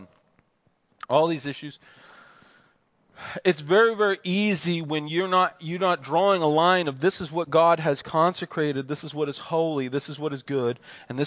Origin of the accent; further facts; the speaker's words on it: United States; also born or lived in Pennsylvania; I grew up in New Jersey and Pennsylvania